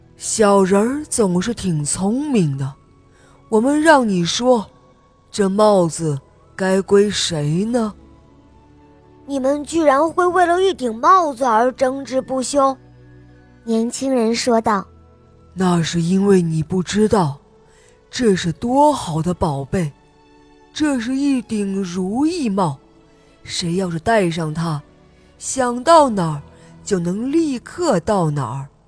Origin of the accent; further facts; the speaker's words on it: Jilin City, Jilin, China; 我现在年六岁了，我来自吉林市